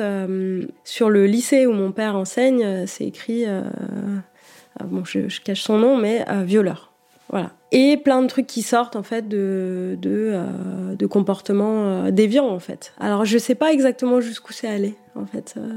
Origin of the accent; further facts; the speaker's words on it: Niort, Nouvelle-Aquitaine, France; Ma mère m'inscrit euh, au conservatoire de Niort, euh, où j'étudie pendant quelques années